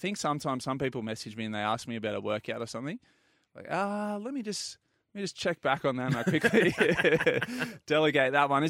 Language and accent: English; Port Macquarie, New South Wales, Australia; I'm from Port Macquarie